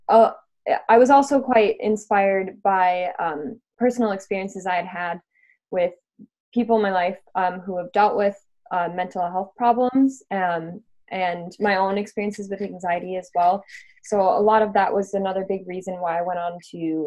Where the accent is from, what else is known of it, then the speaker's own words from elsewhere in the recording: Minnesota, United States; now in London, United Kingdom; I am London-based, although I'm from Minnesota originally